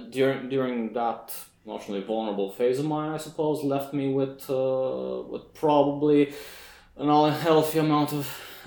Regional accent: Iași, Iași County, Romania; they opened an office in Iași. So I figured, yeah, okay, that's nice.

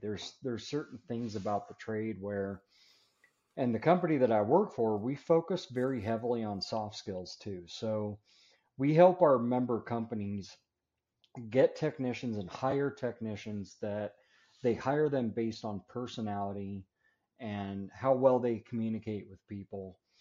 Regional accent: Denver, Colorado, United States; moved away; also born or lived in Florida; I'm originally from Denver, Colorado area. That's where I live now. Uh, it's where I was actually born and raised

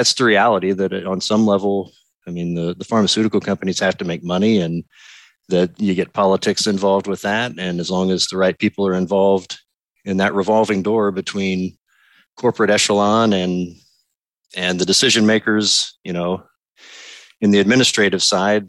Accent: Vincennes, Indiana, United States; moved away; I was born and raised in Vincennes, Indiana

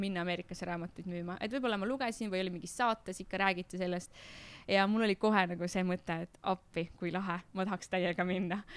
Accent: Tartu, Tartu County, Estonia; ma olen Tartust pärit ja siis ma Tartu linna peal müüsin jäätist

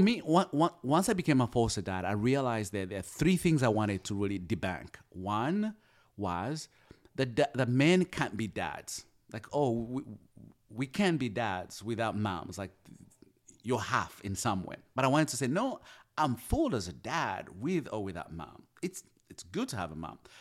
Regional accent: Uganda; moved away as an adult; also born or lived in Kampala, Uganda; now in United States; I come from Uganda, we are colonized by the British.

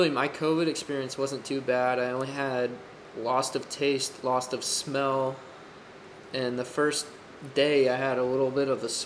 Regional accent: Texas, United States; as a Texan and as an American

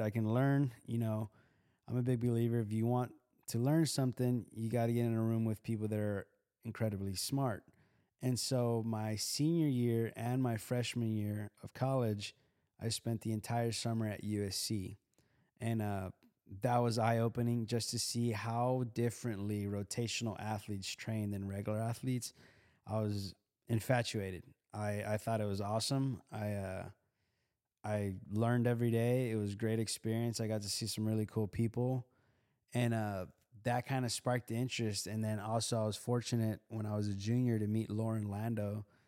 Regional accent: Houston, Texas, United States; I grew up in Houston on the East Side

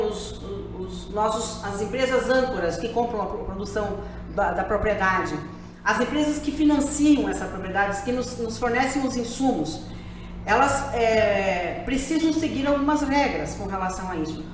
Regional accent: Lucas do Rio Verde, Mato Grosso, Brazil; moved away; voltando aqui à minha casa, à minha terra, considero que Lucas do Rio Verde é o meu, é o meu lar no estado de Mato Grosso

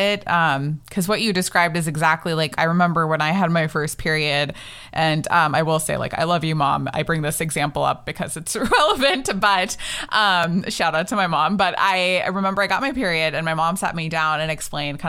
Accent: United States; as Indian American women

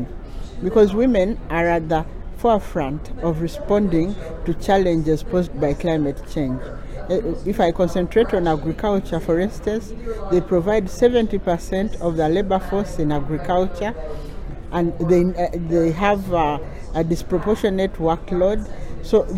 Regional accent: Uganda; I come from Uganda

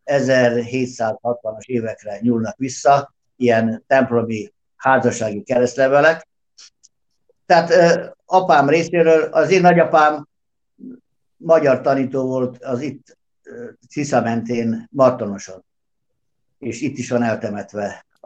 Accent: Subotica, Vojvodina, Serbia; Gyerekek, én Szabadkát nem hagytam el soha, itt születtem, itt élek most is, és a határokat nem én szabtam meg. Úgyhogy én délvidéki magyar vagyok

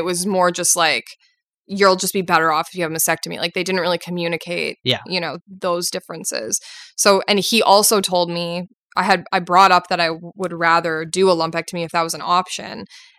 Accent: Winnipeg, Manitoba, Canada; Like I'm from Winnipeg.

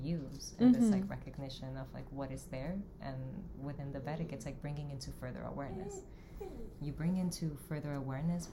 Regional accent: Dominican Republic; now in New York, United States; I was born in Dominican Republic

